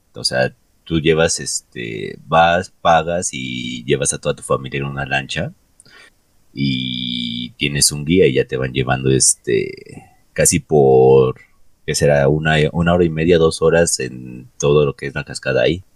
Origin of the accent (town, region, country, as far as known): Mexico